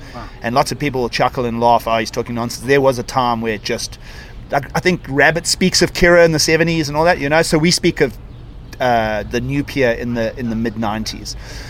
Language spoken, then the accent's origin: English; Durban, KwaZulu-Natal, South Africa; also born or lived in Cape Town; So I grew up in Durban, the surf industry is booming all around me